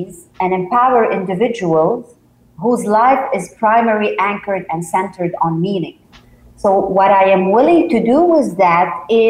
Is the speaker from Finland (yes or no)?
no; Lebanon; I am from Lebanon